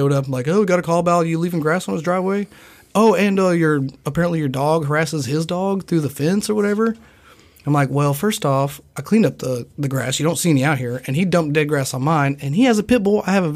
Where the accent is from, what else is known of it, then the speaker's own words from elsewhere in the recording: Nicholasville, Kentucky, United States; I'm from Nicholasville